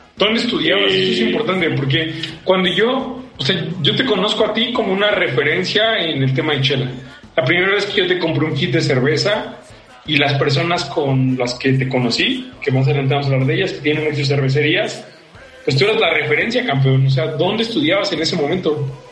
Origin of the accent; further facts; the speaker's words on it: Mexico City, Mexico; Soy chilango, soy de Iztapalapa y me siento muy orgulloso